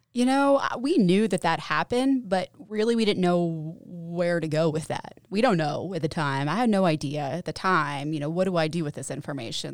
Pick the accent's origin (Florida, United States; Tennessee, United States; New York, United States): Tennessee, United States; Knoxville; moved away as an adult; now in Johnson City, United States; I'm living in Johnson City. I'm from Knoxville.